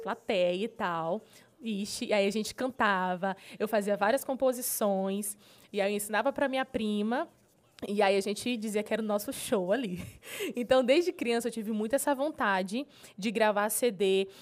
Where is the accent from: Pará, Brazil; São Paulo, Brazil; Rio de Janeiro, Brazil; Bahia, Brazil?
Pará, Brazil; Marabá; eu sou nascida e criada em Marabá.